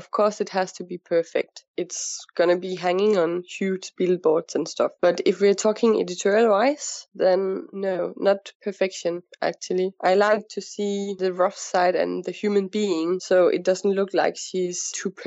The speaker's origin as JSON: {"language": "English", "town": "Copenhagen", "region": "Capital Region of Denmark", "country": "Denmark", "moved": "as an adult", "lives_now": "Dubai, United Arab Emirates", "said": "I'm coming from Denmark, from Copenhagen"}